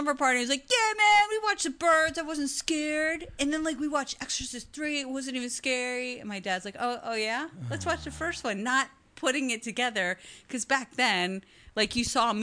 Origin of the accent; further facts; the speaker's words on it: rural northeast Maryland, United States; moved away; Originally Maryland. Like rural Maryland.